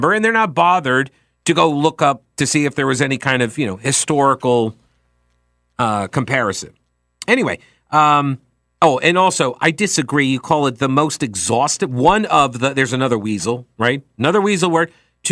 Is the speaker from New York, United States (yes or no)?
yes; New York, United States; now in Charlotte, United States; go sledding in the snow growing up in New York